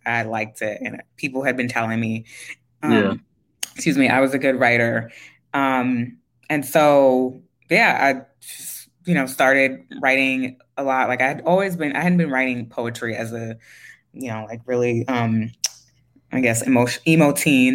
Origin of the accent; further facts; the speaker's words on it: New York City, New York, United States; I grew up in Queens. I grew up in like specifically Jamaica, Queens, like St. Mm-hmm. Albans area.